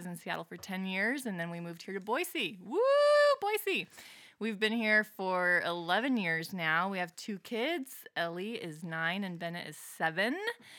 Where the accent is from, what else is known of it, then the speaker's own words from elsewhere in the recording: Medellin, Antioquia, Colombia; now in Los Angeles, United States; Yeah. So I grew up in Medellin, Colombia. That's how you say it in Spanish.